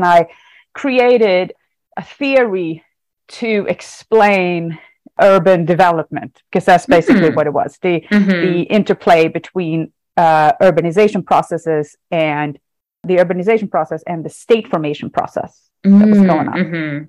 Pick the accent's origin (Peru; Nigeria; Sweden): Sweden; moved away as an adult; now in United States; So I am originally from Sweden, and I didn't move to the United States until after I had my doctor's degree. So all my degrees are from Swedish universities.